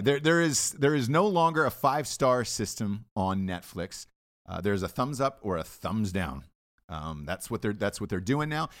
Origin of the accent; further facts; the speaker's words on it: Atlanta, Georgia, United States; I grew up in Atlanta, so it was, uh, T B S was a local station for us